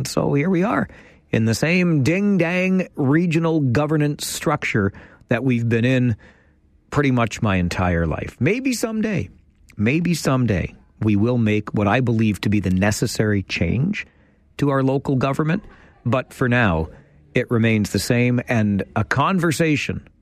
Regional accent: Kitchener, Ontario, Canada; So I was a North Ward boy back in the day, and we moved from North Ward over to not far from the Kitchener Memorial Auditorium.

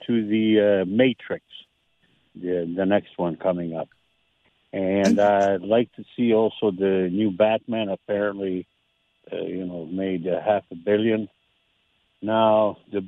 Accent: British Columbia, Canada; I grew up in British Columbia

